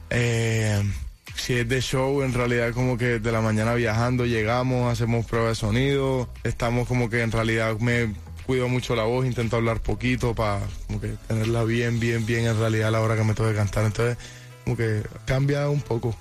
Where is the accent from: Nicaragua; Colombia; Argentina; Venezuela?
Colombia; Caribbean coast; de donde yo soy, de la costa de Colombia